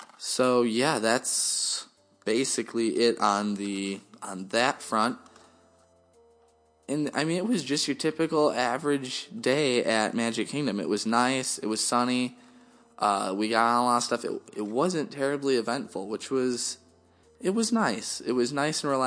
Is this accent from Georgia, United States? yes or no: no; Wisconsin, United States; we're from Wisconsin, Packer fans